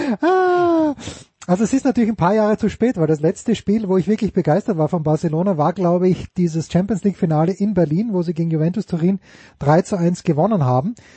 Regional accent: Austria

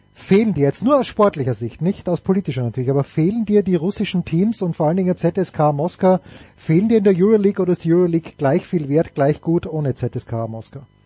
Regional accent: Austria; als Österreicher

